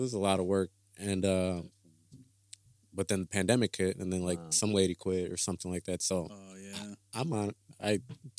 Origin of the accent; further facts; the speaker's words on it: Chicago, Illinois, United States; moved away; I'm from Chicago.